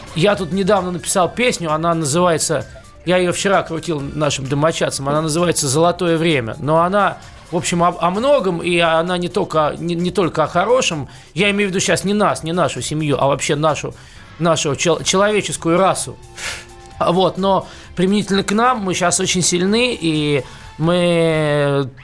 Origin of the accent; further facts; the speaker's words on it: Moscow, Russia; also born or lived in New York; Я москвич, я родился и вырос в Москве